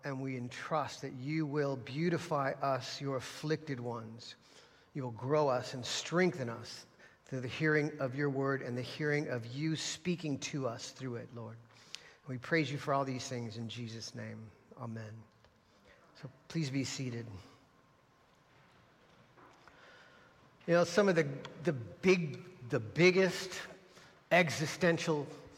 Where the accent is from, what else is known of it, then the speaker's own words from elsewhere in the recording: United States; As American Christians